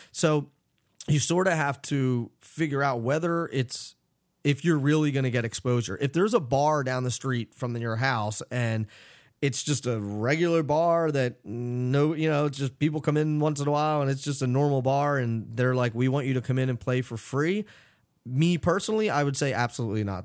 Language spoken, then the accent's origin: English; Philadelphia, Pennsylvania, United States; I grew up in Philadelphia